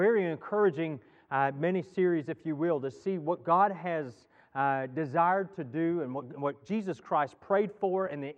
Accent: Texas, United States; moved away; I grew up in Texas

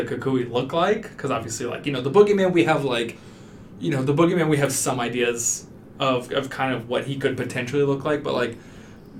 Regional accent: El Paso, Texas, United States; I grew up in El Paso, Texas, which is a big Hispanic community

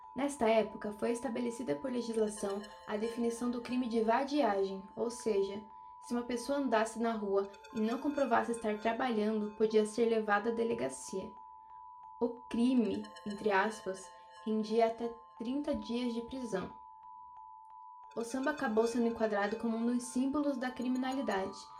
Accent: Brazil

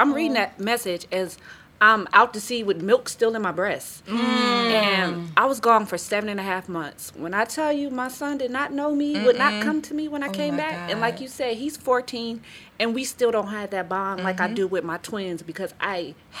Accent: California, United States; also born or lived in Virginia; So I'm from California. When I had my son, I had him in Virginia, but I moved to California.

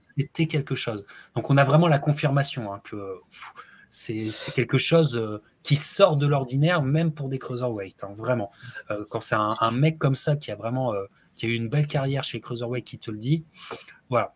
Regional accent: France; en tant que Français

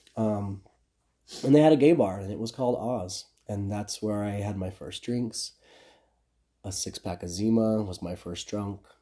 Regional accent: Midland, Texas, United States; moved away as an adult; also born or lived in Lubbock, Texas; now in Los Angeles, United States; I'm from Midland, Texas. It's okay. a small city in West Texas

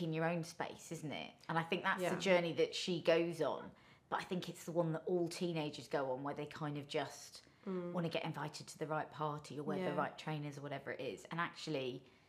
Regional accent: Sheringham, East of England, United Kingdom; also born or lived in Colombo, Sri Lanka; I'm from Sheringham via Colombo, Sri Lanka. Like, that is where I'm from.

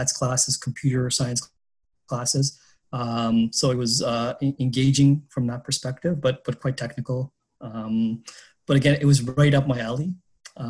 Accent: Montreal, Quebec, Canada; moved away as an adult; also born or lived in Pakistan / Toronto / Boston / Singapore; I grew up in Montreal

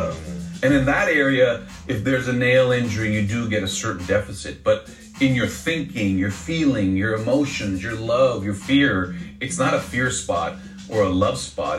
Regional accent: Los Angeles, California, United States; It's good to be in my hometown

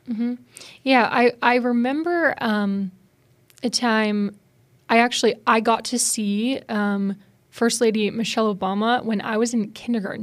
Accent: Spokane, Washington, United States; moved away; I'm from Spokane, Washington, out west

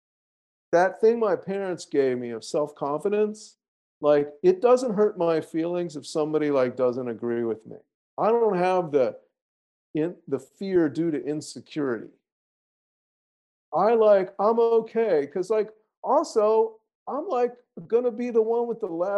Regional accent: the South, United States; accent: Southern; I said a little Southern because I'm from the South

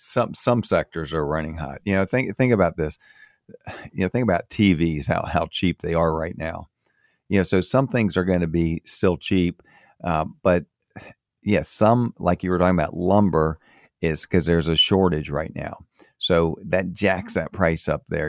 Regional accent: Florida, United States; moved away as an adult; also born or lived in Maryland / Fort Myers, Florida; I grew up in Florida, moved away from Florida in, in eighty-eight

